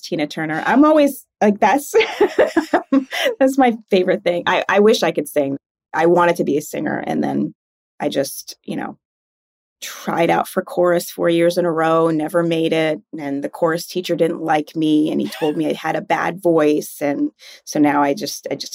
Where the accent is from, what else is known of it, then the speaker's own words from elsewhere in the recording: Jamaica; now in United States; being a Jamaican in America is weird because I am Black